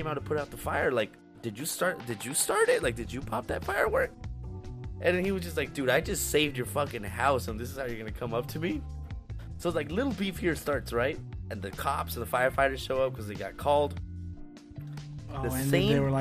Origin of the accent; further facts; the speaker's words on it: United States; we're American